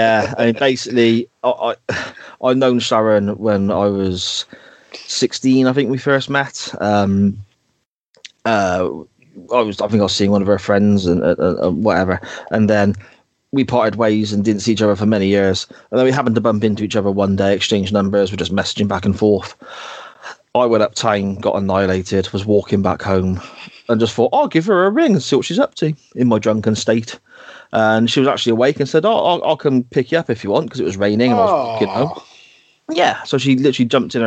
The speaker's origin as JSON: {"language": "English", "town": "Gloucester", "region": "South West England", "country": "United Kingdom", "tie": "born or raised there", "said": "growing up around Gloucester at that time"}